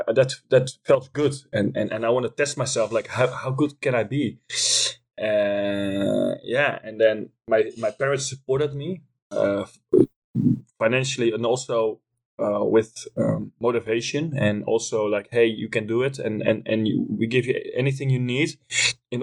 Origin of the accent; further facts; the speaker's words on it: Leerdam, Utrecht, Netherlands; English is a second language; I was born in Leerdam, which is a small city in Holland, in the middle of the country.